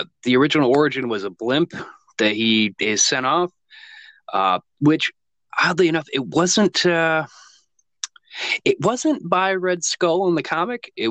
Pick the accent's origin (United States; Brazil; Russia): United States; So, as you can tell, uh, we're from America, obviously.